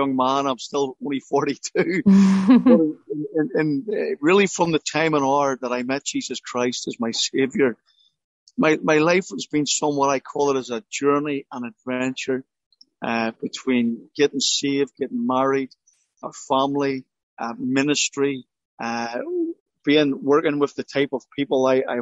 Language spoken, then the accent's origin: English; Belfast, Northern Ireland, United Kingdom; I grew up in Belfast